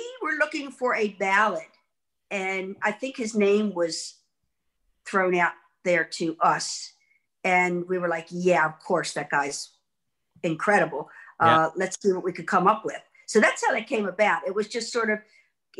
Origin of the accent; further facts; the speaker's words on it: Baltimore, Maryland, United States; I'm from Baltimore